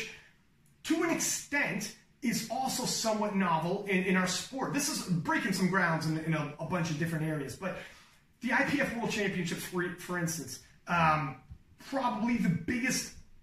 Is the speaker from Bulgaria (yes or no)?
no; Canada; I'm from Canada